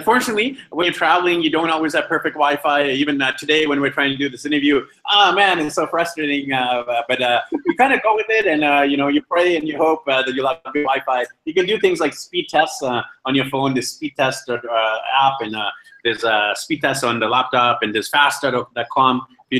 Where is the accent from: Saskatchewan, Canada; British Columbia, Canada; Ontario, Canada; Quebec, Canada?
British Columbia, Canada; Vancouver; moved away; I'm from Vancouver